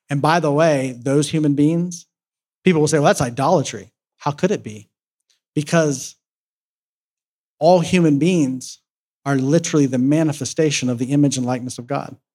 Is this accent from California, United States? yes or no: no; Columbus, Ohio, United States; I was back in my hometown um, where I'm from in Columbus, Ohio